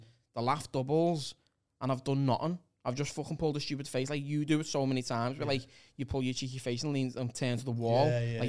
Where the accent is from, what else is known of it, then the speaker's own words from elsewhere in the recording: Liverpool, North West England, United Kingdom; because I'm a Scouser.